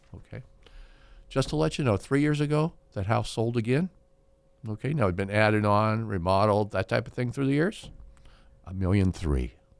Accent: Fresno, California, United States; I was born in Fresno. My family's been in Fresno since the eighteen hundreds

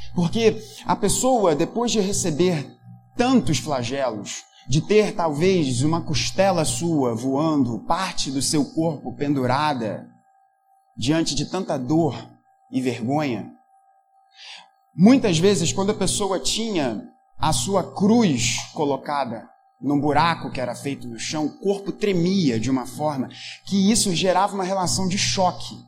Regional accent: Brazil; a gente é brasileiro

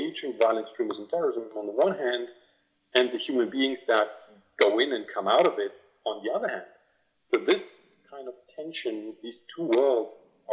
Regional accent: Brandenburg, Germany; So I grew up in Brandenburg, which is an eastern German state.

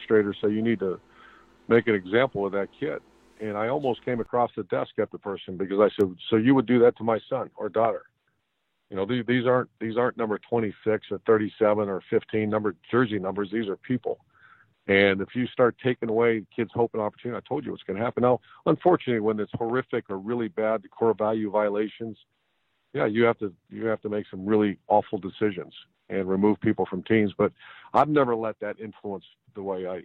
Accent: Ashtabula, Ohio, United States; my hometown of Ashtabula, Ohio

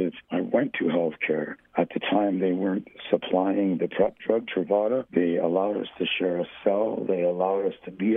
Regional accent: Hamilton, Ontario, Canada; moved away as an adult; now in Barrie, Canada; I am from Hamilton

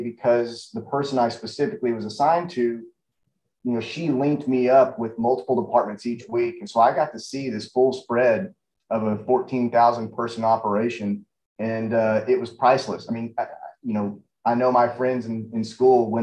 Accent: North Texas, United States; now in Austin, United States; I grew up in North Texas

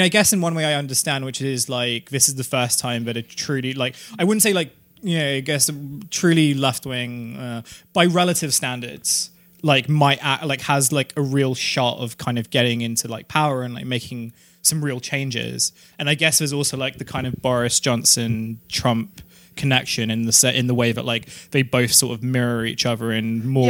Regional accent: London, United Kingdom; I come from London

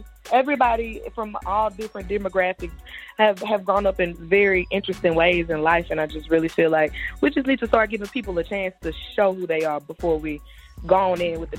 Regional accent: Shreveport, Louisiana, United States; My hometown, I'm born and raised in Shreveport. We're Northwest Louisiana, at the very top of the booth.

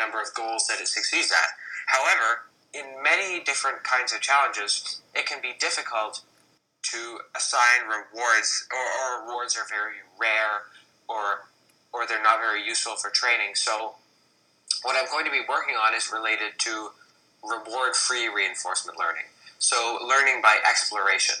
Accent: Canada; I'm Canadian

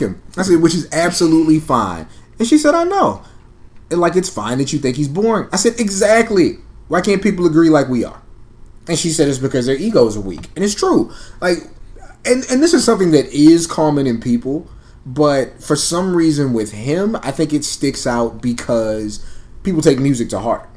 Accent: San Antonio, Texas, United States; also born or lived in Camp Springs, Maryland; now in Austin, United States; I'm was born in Camp Springs, Maryland. I grew up in San Antonio, Texas, and I currently reside in Austin, Texas.

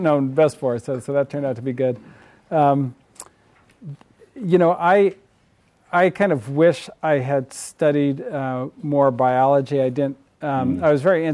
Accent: Berkeley, California, United States; I grew up in the People's Republic of Berkeley, right across the way there

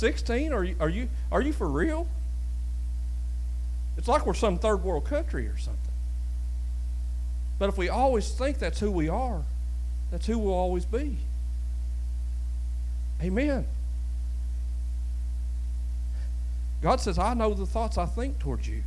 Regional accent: Lewis County, eastern Kentucky, United States; it's a little poor place down there in eastern Kentucky

